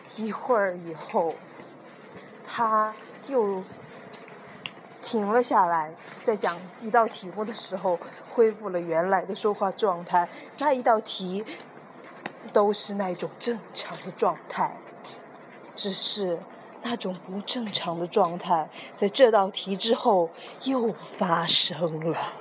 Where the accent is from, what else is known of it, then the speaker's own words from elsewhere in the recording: Wenzhou, Zhejiang, China; accent: Wenzhou; 我是一个堂堂正正的温州人，咱们的温州口音特别地，呃，外地人模仿不起来吧